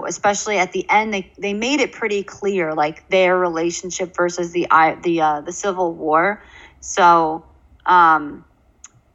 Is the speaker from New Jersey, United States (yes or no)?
yes; New Jersey, United States; accent: Jersey; my Jersey accent